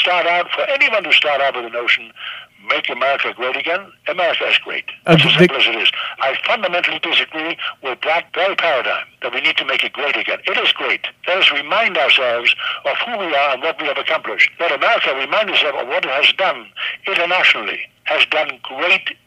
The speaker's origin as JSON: {"language": "English", "country": "Germany", "tie": "born or raised there", "also_born_or_lived": "New York", "first_language": "German", "second_language": "English", "moved": "yes", "lives_now": "United States", "said": "I was born in Nazi Germany"}